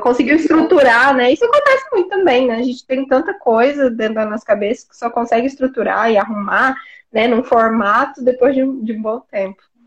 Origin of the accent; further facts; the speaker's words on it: São Paulo, Brazil; sou de São Paulo. Vivo no caos, nasci no caos.